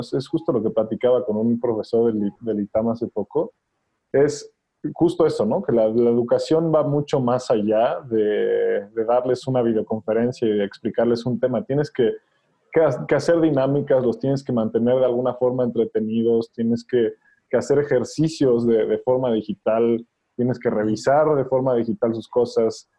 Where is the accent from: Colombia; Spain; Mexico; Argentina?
Mexico; estamos haciendo como mexicanos